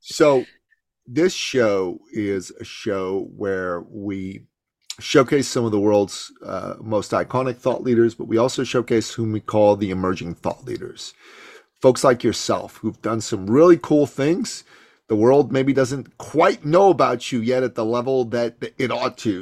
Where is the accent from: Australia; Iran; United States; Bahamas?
Iran; moved away; also born or lived in Canada; I come from the Middle East. I'm, I'm from Iran